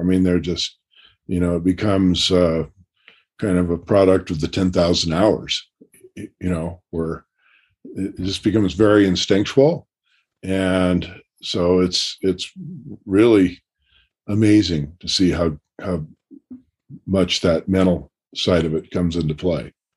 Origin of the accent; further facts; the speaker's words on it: Portland, United States; moved away; also born or lived in Baltimore; I just moved back to my hometown